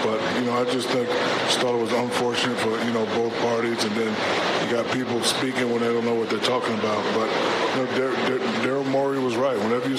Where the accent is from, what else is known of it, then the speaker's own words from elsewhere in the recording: United States; We as American people